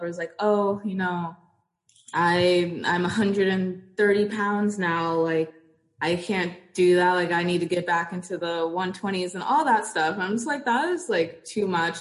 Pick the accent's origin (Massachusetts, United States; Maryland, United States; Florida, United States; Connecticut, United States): Florida, United States; also born or lived in Portsmouth, Virginia; moved to Florida, where I mean, I've stayed for a very long time